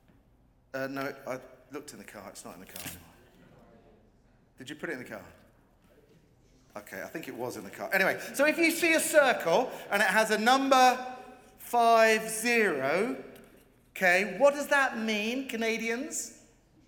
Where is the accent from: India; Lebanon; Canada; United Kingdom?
United Kingdom; England; I'm an Englishman.